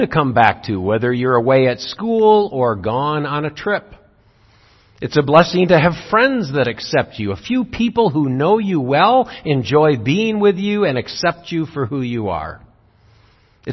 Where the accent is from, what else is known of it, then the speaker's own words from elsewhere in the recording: Zeeland, Michigan, United States; When I grew up in Zeeland, everyone went to church every Sunday